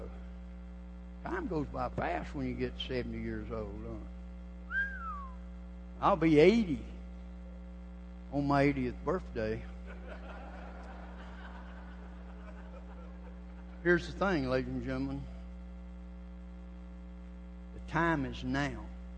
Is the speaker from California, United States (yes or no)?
no; Georgia, United States; I'm from Georgia. I was born and raised a Georgia cracker